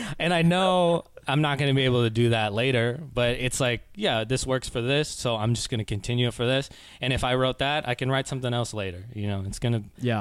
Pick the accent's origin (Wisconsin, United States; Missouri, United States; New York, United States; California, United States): California, United States; Oakland; also born or lived in Concord, California; I was born and raised in the Bay Area. Uh, born in Oakland, and I spent a lot of time in like Concord, California